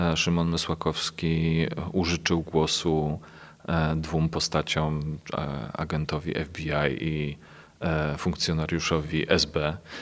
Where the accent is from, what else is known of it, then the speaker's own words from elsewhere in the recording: Kielce, Świętokrzyskie Voivodeship, Poland; Ja pochodzę z Kielc, moja rodzina mieszka w Kielcach.